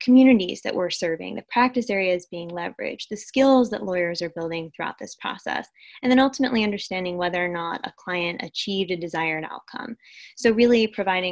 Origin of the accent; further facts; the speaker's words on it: United States; I'm American, I speak English